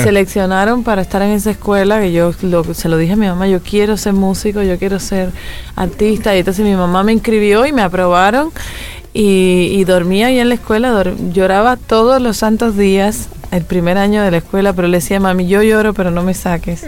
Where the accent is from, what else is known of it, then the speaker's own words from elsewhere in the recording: Bolondrón, Matanzas, Cuba; now in Paris, France; Yo nací en Matanzas